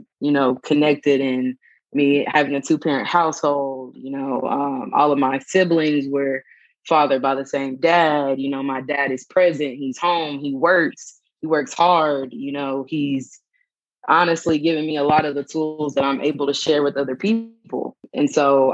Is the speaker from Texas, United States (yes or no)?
yes; Dallas, Texas, United States; also born or lived in Austin, Texas; I'm from Dallas, born and raised, went to school in Austin at UT, graduated in 2015, moved back to Dallas, and currently reside here.